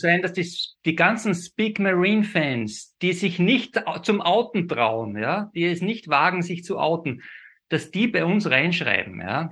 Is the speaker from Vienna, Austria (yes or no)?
no; Salzburg, Austria; ich gebürtiger Salzburger bin